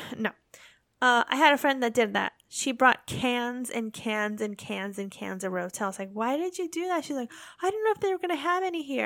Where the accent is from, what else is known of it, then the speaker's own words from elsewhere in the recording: United States; accent: American; moved away as an adult; also born or lived in England / Belgium; now in Japan; Us Americans